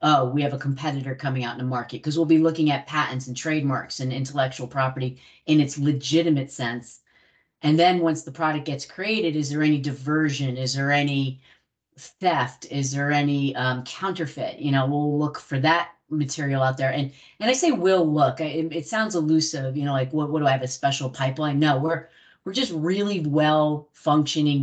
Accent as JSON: {"language": "English", "region": "New Jersey", "country": "United States", "said": "I'm from Jersey."}